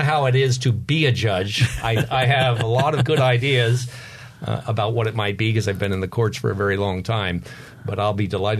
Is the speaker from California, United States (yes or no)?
no; New York, United States; also born or lived in New Jersey; now in North Carolina, United States; I come from the East Coast